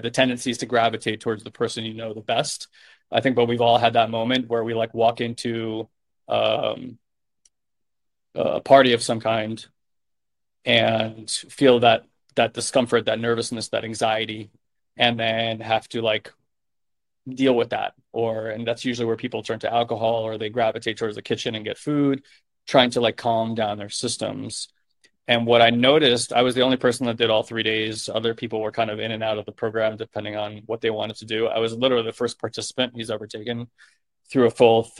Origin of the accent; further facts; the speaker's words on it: New York, United States; I'm a New Yorker